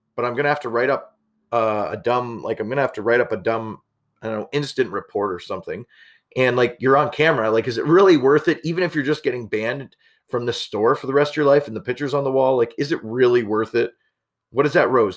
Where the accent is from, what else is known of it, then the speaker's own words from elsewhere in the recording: Canada; being Canadian